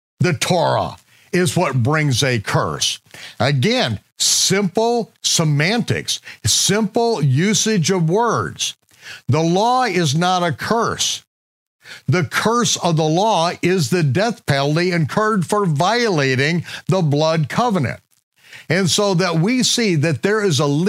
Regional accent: United States; I grew up in America

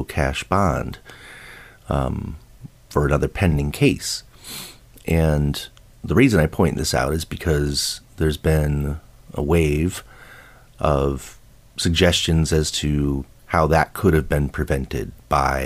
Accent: Buffalo, New York, United States; moved away; I grew up in Buffalo, New York.

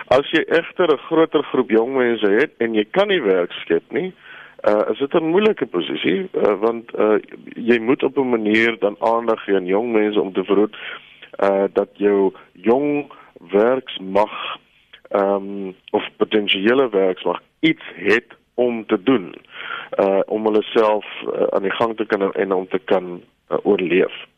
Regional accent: South Africa; ons as Afrikaners

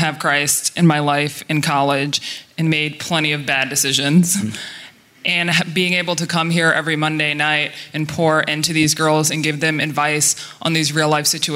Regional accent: Austin, Texas, United States; I'm from Austin, Texas

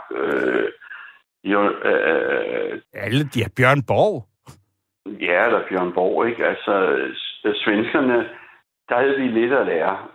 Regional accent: Copenhagen, Capital Region of Denmark, Denmark; Jeg siger det som dansker for helvede og københavner.

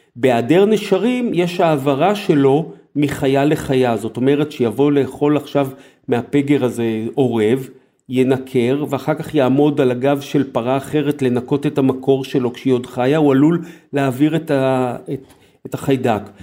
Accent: Israel; למרות שגדלתי בעיר, אבל היה לי את הגן הזואולוגי של אוניברסיטת תל אביב

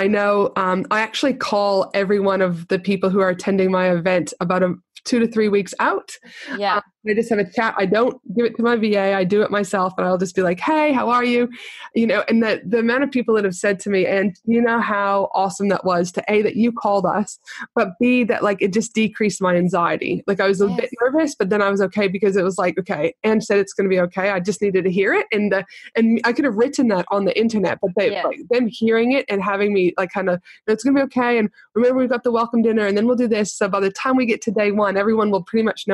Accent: Canada; growing up in Canada

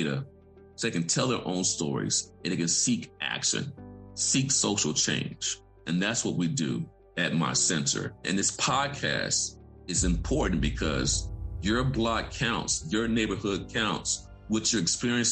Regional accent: Vicksburg, Mississippi, United States; I grew up in Vicksburg, Mississippi, near a concrete crushing facility

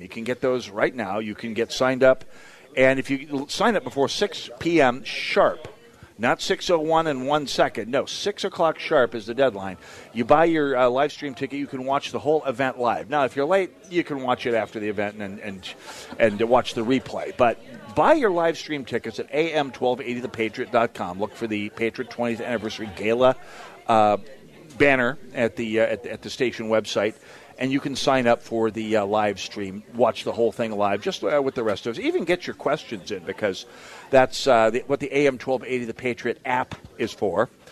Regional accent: St. Paul, Minnesota, United States; I'm from St. Paul, where it's even more so

